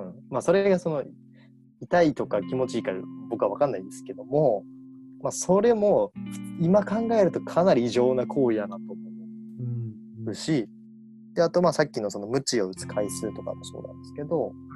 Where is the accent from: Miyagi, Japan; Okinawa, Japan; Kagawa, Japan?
Kagawa, Japan; moved away as an adult; also born or lived in Osaka; 地元から地元香川県なんですけど香川県から大阪